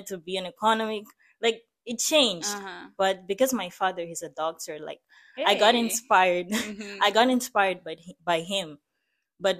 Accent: Maputo, Mozambique; moved away; I grew up in Mozambique, in the city of Maputo

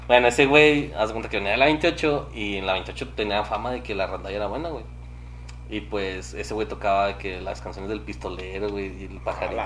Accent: Saltillo, Coahuila, Mexico; Nací aquí en Saltillo, Coahuila.

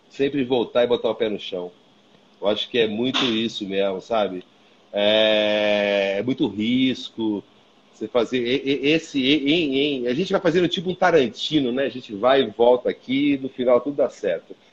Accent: Ourinhos, São Paulo, Brazil; born there; accent: caipira; Eu acho que o meu caipira de nascimento vem daí também, né? Eu nasci em Ourinhos, mas eu falo muito Piracicaba

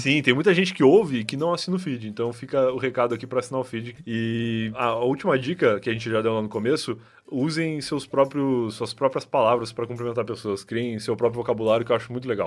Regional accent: Rio Grande do Sul, Brazil; moved away as an adult; now in São Paulo, Brazil; Quando a gente é gaúcho

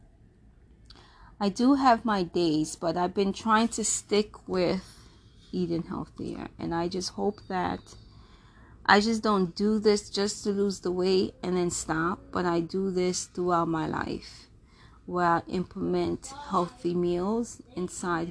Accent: Jamaica; I'm Jamaican, so you know the great Jamaican meals

